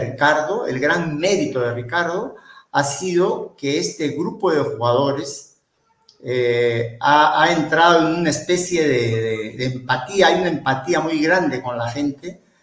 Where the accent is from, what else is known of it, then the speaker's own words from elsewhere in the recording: Peru; soy eh, descendiente palestino, soy cholo y soy camello, pero por sobre todo soy peruano